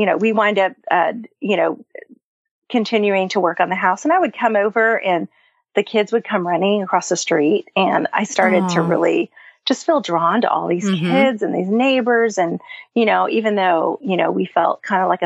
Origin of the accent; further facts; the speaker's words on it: California, United States; moved away as an adult; also born or lived in Flagstaff, Arizona; now in Nashville, United States; I grew up in California. I lived there for the first 20 years of life